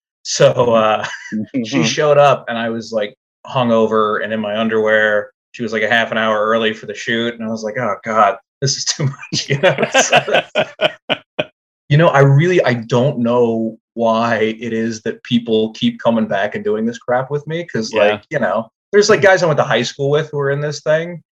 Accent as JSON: {"language": "English", "town": "New Orleans", "region": "Louisiana", "country": "United States", "said": "I'm from New Orleans"}